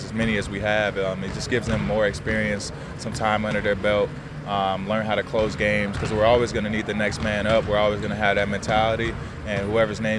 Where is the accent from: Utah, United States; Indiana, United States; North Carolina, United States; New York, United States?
Indiana, United States; moved away as an adult; now in San Francisco, United States; I'm from Indiana